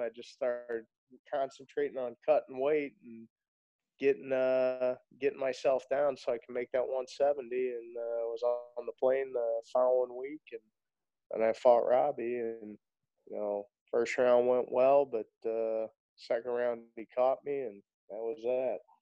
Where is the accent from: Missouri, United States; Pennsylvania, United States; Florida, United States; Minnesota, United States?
Missouri, United States; St. Louis; I grew up in uh, South County, born and raised in St. Louis